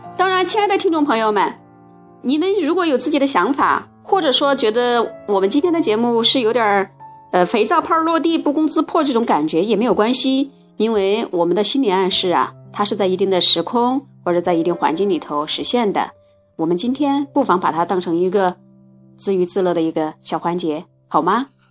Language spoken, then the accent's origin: Chinese; China; 我们中国人